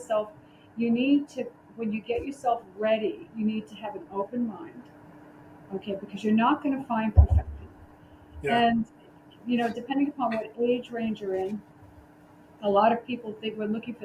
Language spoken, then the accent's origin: English; New York City, New York, United States; I'm from the Bronx.